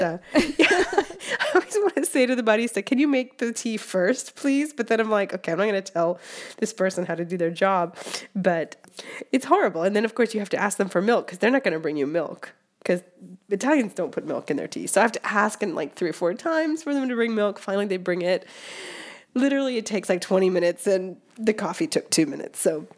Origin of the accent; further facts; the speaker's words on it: West Coast, United States; now in Rome, Italy; I'm from the West Coast and I love the West Coast